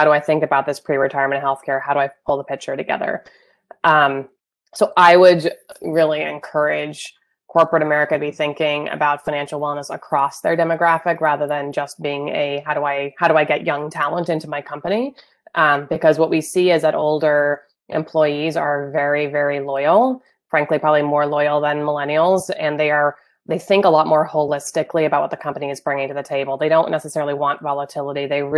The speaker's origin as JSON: {"language": "English", "region": "born in Wales", "country": "United Kingdom", "tie": "born or raised there", "moved": "as an adult", "lives_now": "United States", "said": "I grew up in the UK, I was born in Wales."}